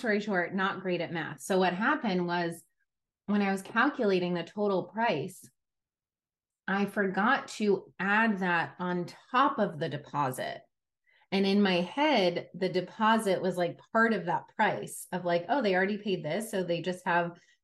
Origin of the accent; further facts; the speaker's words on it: New York, United States; I come from New York, where we had to take Regents exams in high school